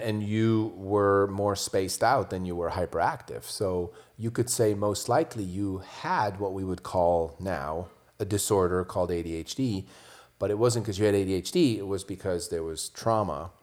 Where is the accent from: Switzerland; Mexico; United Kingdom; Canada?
Switzerland; now in United States; I grew up in Switzerland